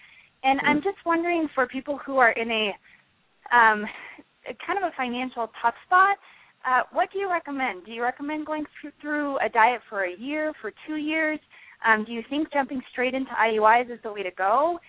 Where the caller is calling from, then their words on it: Denver, Colorado, United States; I'm calling from Denver.